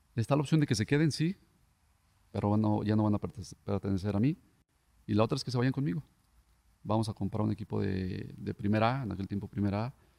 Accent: Tlaquepaque, Jalisco, Mexico; soy de Tlaquepaque, en Tlaquepaque ahí donde empecé a jugar desde los 7, 8 años

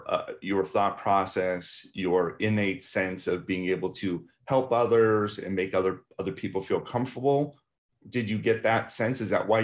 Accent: Baltimore, Maryland, United States; I need to continue to travel internationally because I grew up in Baltimore.

